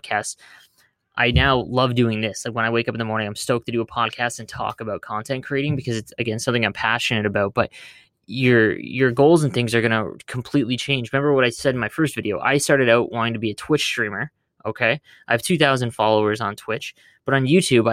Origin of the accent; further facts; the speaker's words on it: Canada; I'm Canadian